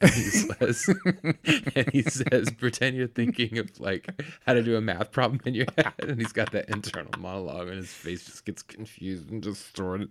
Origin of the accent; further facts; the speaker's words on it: Bay Area, California, United States; moved away; I grew up in the Bay Area